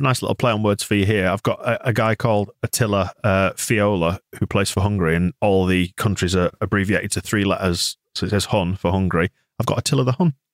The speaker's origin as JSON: {"language": "English", "region": "England", "country": "United Kingdom", "said": "as an Englishman"}